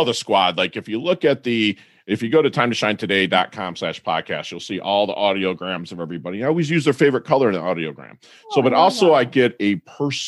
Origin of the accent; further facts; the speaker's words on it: Michigan, United States; moved away; I grew up in Michigan